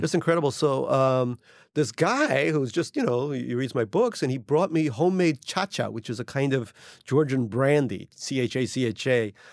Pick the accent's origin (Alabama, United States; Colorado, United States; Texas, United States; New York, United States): New York, United States; New York City; also born or lived in Russia (Soviet Union); I grew up in Eastern Queens, Little Neck Queens